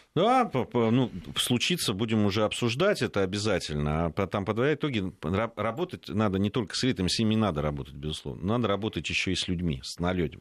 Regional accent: Georgia; now in Russia; как этнический грузин, там проживающий, который долго жил и в Грузии, и знает ее историю, изучал просто в школе

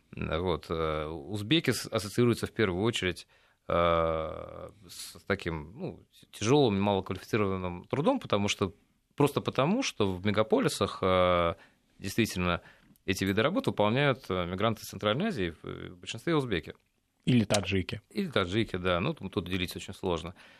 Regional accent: Russia; наша Родина Россия

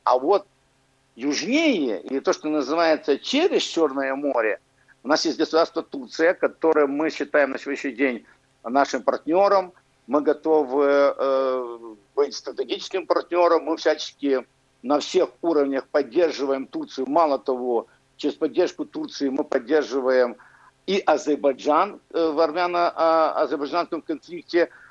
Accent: Ukraine; я же родился в Украинской Советской Социалистической Республике

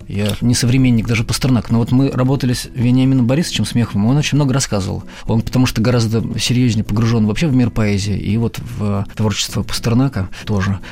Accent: Omsk, Omsk Oblast, Russia; moved away; also born or lived in Saint Petersburg; я же из Омска сам

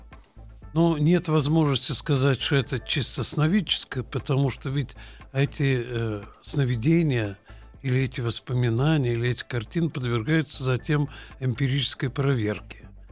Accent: Ulan-Ude, Buryatia, Russia; Я родился в Улан-Удэ

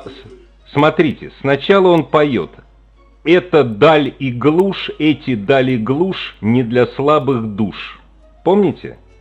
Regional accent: Moscow, Russia; я ж ну, москвич

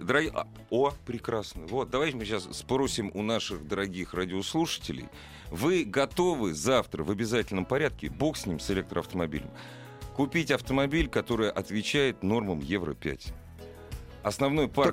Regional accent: Moscow, Russia; я родился в Москве

